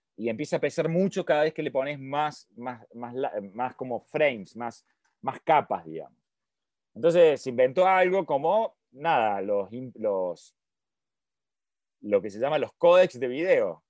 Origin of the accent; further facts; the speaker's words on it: Argentina; yo soy de Argentina